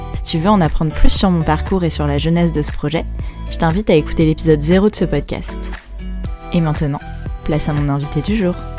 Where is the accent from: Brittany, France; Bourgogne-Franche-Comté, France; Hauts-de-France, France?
Brittany, France; Breton